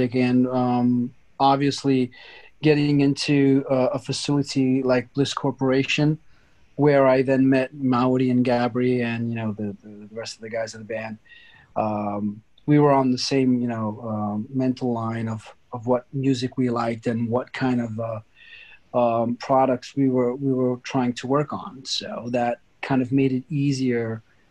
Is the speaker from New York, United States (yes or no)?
yes; New York, United States; also born or lived in Sicily, Italy / Turin, Italy; now in Italy; I grew up in the United States, in New York, actually.